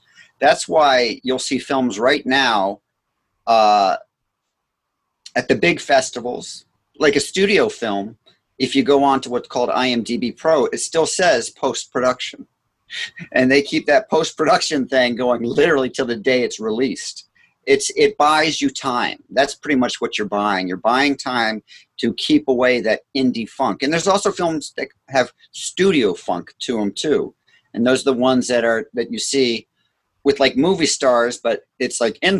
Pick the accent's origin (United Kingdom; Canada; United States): United Kingdom; Scotland; I'm Scottish, so that's important to me.